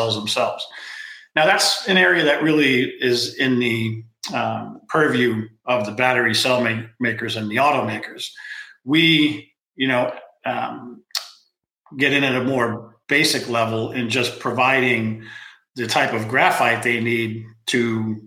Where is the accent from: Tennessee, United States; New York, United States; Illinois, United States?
New York, United States; New York City; now in California, United States; I grew up on Staten Island